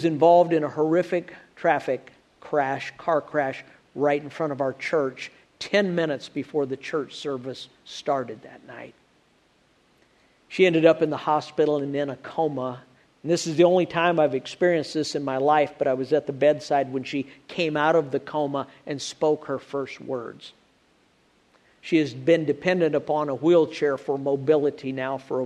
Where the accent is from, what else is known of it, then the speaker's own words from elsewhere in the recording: Illinois, United States; now in Alabama, United States; I grew up in Illinois, where there are supposed to be four seasons. Now I live in Alabama